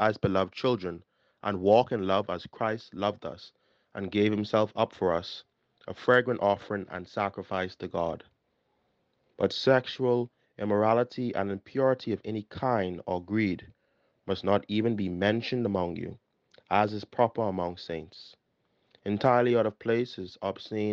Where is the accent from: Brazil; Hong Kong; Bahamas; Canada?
Bahamas; Nassau, New Providence; also born or lived in Barbados; I am from the Parish of St. Gregory the Great, located on Carmichael Road, New Providence